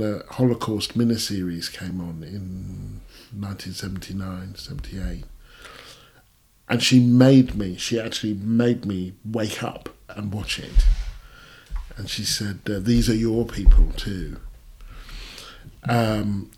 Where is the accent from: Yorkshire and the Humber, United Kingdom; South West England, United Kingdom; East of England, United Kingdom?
East of England, United Kingdom; Stevenage; also born or lived in Hitchin; I was born in Hitchin, but raised in Stevenage, this new town.